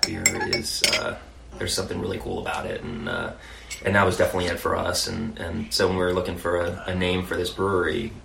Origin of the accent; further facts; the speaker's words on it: New York City, New York, United States; So I grew up in New York City.